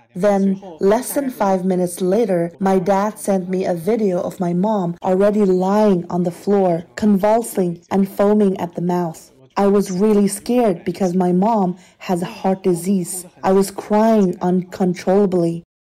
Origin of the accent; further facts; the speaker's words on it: Northeast China, China; I'm from Northeast China.